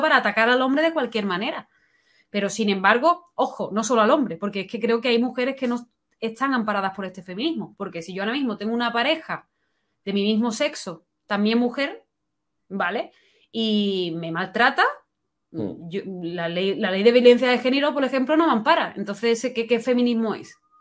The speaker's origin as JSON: {"language": "Spanish", "country": "Spain", "also_born_or_lived": "London", "said": "me sentía decepcionada con mi país porque no me daba oportunidades"}